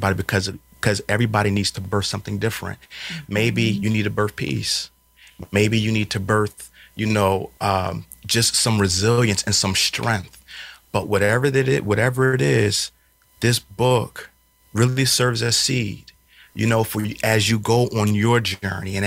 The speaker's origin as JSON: {"language": "English", "town": "Philadelphia", "region": "Pennsylvania", "country": "United States", "tie": "born or raised there", "said": "I was raised up in Philadelphia on North 15th."}